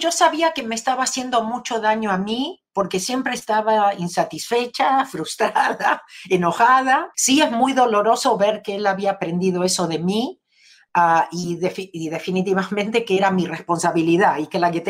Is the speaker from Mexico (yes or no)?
no; Argentina; moved away as an adult; now in Los Angeles, United States; Nací en Argentina